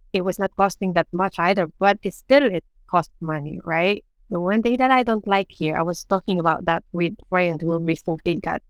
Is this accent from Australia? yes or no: no; Philippines; moved away as an adult; now in Denmark; I'm a Filipino and I live in Denmark. It's because of my husband.